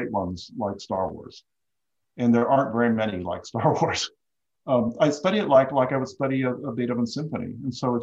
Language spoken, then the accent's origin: English; Southern California, United States; I grew up in Southern California